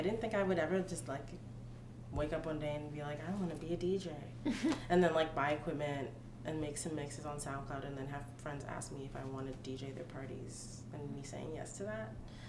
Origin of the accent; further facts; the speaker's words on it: Long Island, New York, United States; now in Brooklyn, United States; where I'm from, which is Long Island, which is New York, but not really. It's just like, the wackest place.